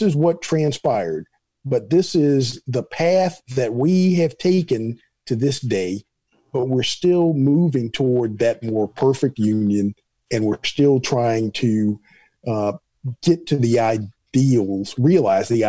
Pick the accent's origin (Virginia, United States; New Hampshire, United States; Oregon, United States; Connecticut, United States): Virginia, United States; Hampton; now in Alabama, United States; where my hometown is in Hampton, Virginia.